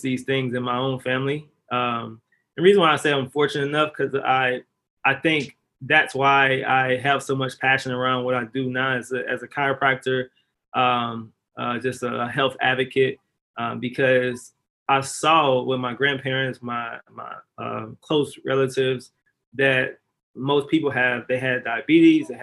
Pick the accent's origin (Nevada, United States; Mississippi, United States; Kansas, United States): Mississippi, United States; I'm originally from Lahr, Mississippi